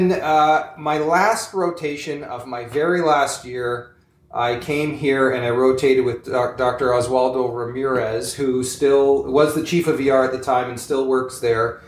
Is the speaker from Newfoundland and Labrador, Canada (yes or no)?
no; Leith, Ontario, Canada; also born or lived in Toronto, Canada; now in Alliston, Canada; I grew up in Owen Sound, Ontario, just about an hour and 15 or an hour and a half from here, northwest, in a small town called Leith, actually, is where I grew up.